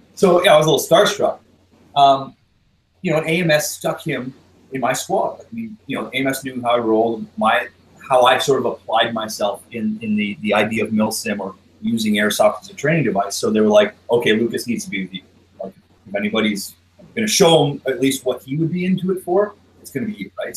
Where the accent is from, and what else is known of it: Canada